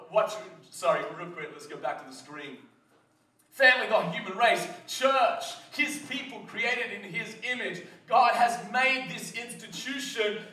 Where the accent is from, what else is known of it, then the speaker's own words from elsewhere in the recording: Australia; moved away; I come from Australia